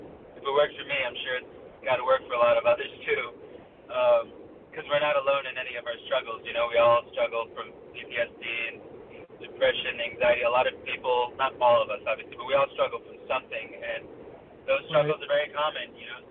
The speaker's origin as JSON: {"language": "English", "town": "Rochester", "region": "New York", "country": "United States", "tie": "born or raised there", "also_born_or_lived": "Omaha, Nebraska", "said": "Grew up mostly in Rochester, New York. I moved to Rochester when I was about six"}